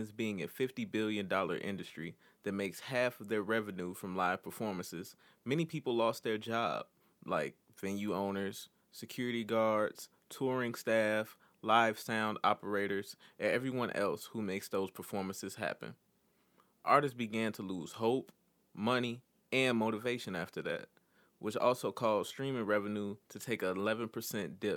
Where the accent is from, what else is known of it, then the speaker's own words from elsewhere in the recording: Chicago, Illinois, United States; as a Chicagoan